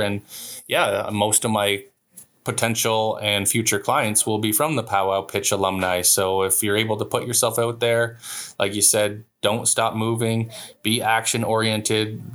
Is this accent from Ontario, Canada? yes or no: yes; Walpole Island, Ontario, Canada; I'm from Walpole